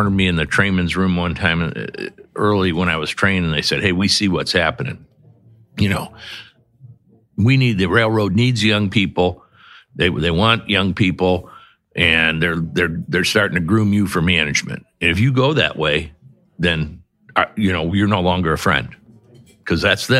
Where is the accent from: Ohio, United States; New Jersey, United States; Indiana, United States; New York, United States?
Indiana, United States; Michigan City; now in South Bend, United States; I grew up in Michigan City